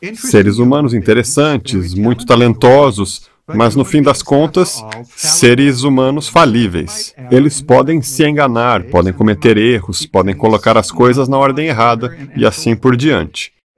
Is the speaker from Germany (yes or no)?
yes; Germany; also born or lived in Austria; now in United States; nasci e fui criado na Alemanha